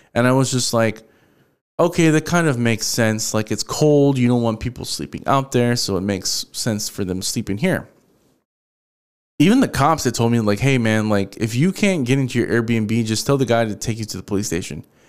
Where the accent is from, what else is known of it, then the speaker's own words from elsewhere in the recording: Houston, Texas, United States; I'm from Houston